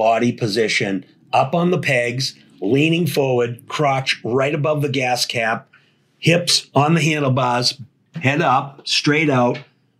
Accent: Boston, Massachusetts, United States; I was born in Boston.

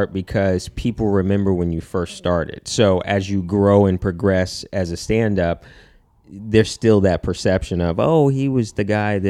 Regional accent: Cupertino, California, United States; I was born in San Jose, in Cupertino, {S4} okay. {S3} like Silicon Valley. And then, you know, I grew up there

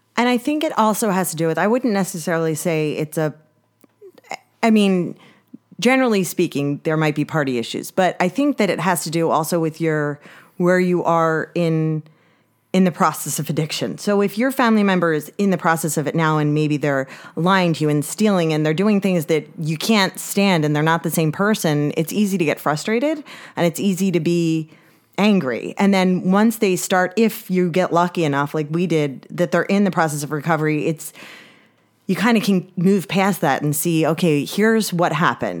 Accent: Upper Township, New Jersey, United States; I grew up in Upper Township and went to, you know, went to school through Upper Township, went to Ocean City High School, and, uh, yeah, this is where I'm from

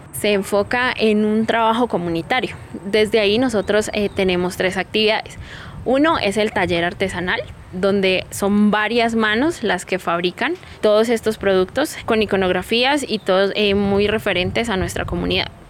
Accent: Guambía reservation, Misak, Cauca, Colombia; Soy indígena Misak del resguardo de Guambía

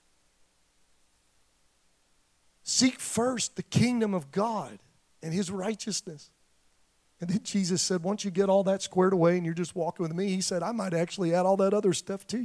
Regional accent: Detroit, Michigan, United States; I grew up in Detroit

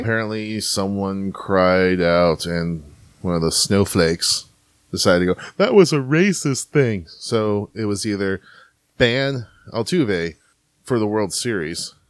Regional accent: St. Louis, Missouri, United States; now in Houston, United States; I'm from St. Louis

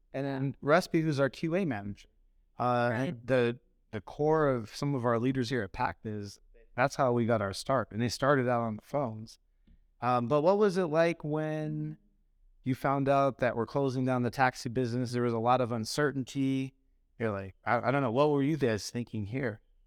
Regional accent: Phoenix, Arizona, United States; I grew up in Phoenix

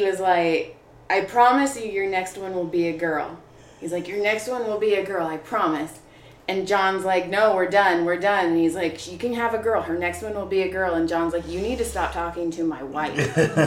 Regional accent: Madera, California, United States; moved away as an adult; now in Los Angeles, United States; I grew up in Madera

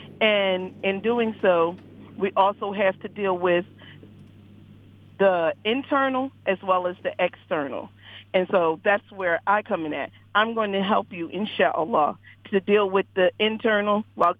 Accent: Philadelphia, Pennsylvania, United States; I'm from Philadelphia.

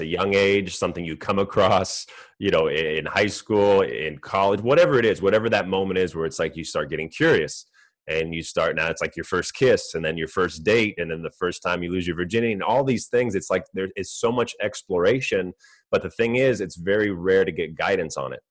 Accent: Orange County, California, United States; I grew up in California, Orange County

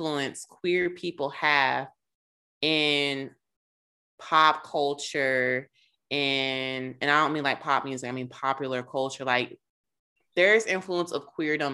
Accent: Charlotte, North Carolina, United States; I'm from Charlotte and apparently went to the same high school with this dude

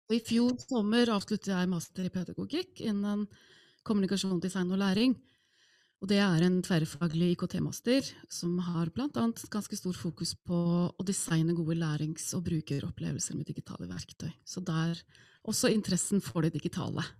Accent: Iceland; Norwegian is a second language; moved away as an adult; now in Norway; jeg er opprinnelig islending

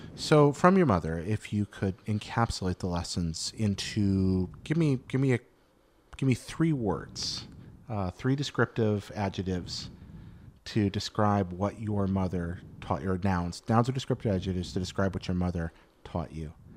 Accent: American South, United States; I grew up in the American South

